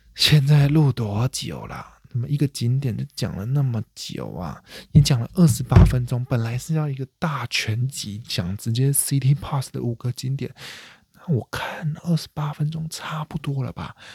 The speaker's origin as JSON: {"language": "Chinese", "country": "Taiwan", "said": "身为台湾人"}